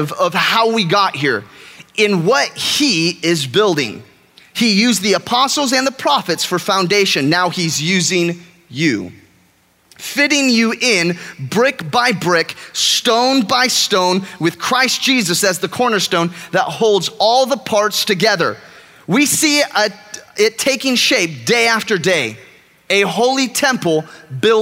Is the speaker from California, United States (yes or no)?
yes; California, United States; moved away as an adult; now in Texas, United States; I am from California. I shouldn't probably admit that to a group of Texans, but I am from California. I've lived here for a year and a half now.